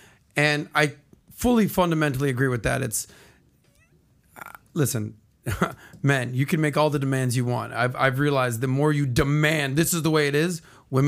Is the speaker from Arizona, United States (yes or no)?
no; Miami, Florida, United States; from Miami